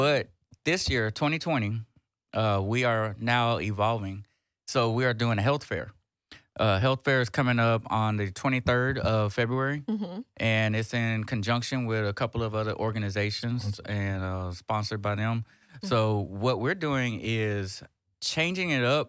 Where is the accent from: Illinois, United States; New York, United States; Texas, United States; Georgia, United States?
Texas, United States; Houston; I was born in Houston